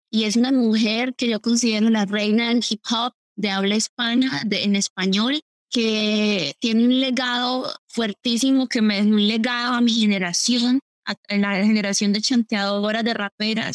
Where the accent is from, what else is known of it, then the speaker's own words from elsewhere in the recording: Colombia; Yo crecí obviamente escuchando reggaetón, yo soy colombiana